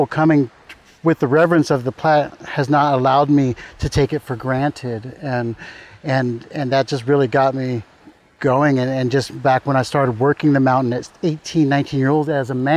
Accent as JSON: {"language": "English", "town": "Garberville", "region": "California", "country": "United States", "tie": "born or raised there", "also_born_or_lived": "Leggett, California", "said": "I was born in Garberville"}